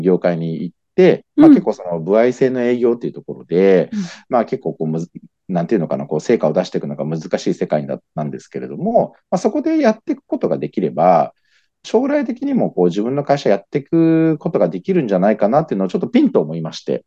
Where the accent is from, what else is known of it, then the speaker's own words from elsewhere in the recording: Nagoya, Aichi, Japan; 地元が愛知県の方、愛知県名古屋市の方で